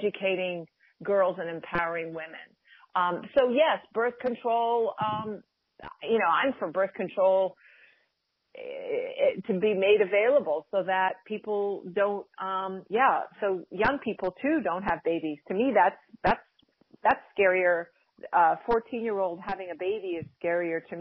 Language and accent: English; Cornwall, Connecticut, United States; also born or lived in New York City; I grew up in a small town of Cornwall, Connecticut. There were 1,200 people. That's where I spent, you know, basically most of my youth. I was born in New York City, but I spent most of my youth in Connecticut.